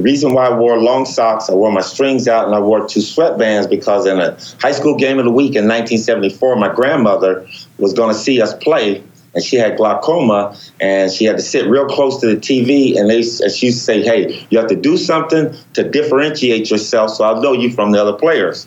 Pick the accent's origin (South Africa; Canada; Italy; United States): United States; Los Angeles, California; growing up in Los Angeles